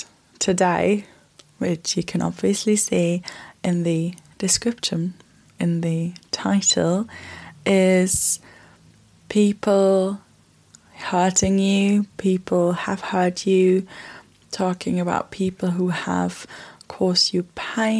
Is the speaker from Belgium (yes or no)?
no; Germany; now in United Kingdom; I'm from Germany and I've been living in Europe